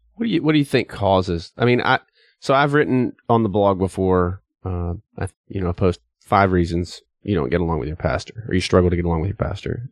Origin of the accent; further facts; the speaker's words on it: East Tennessee, United States; I grew up in East Tennessee